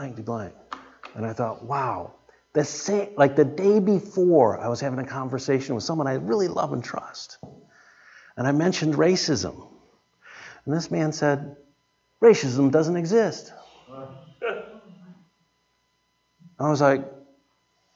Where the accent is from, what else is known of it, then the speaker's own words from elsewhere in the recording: United States; I'm American